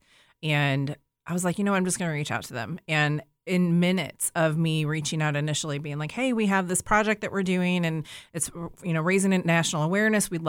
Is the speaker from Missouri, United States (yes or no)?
yes; St. Louis, Missouri, United States; moved away as an adult; also born or lived in Florida; I'm from the St. Louis area, grew up here, but I lived in Florida for about 15 years